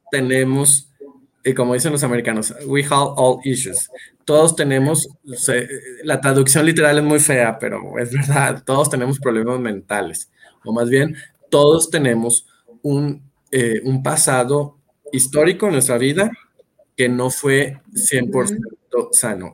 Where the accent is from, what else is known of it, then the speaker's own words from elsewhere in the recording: Monterrey, Nuevo León, Mexico; moved away as an adult; now in Mexico City, Mexico; vivo entonces en la Ciudad de México, aunque soy originario de Monterrey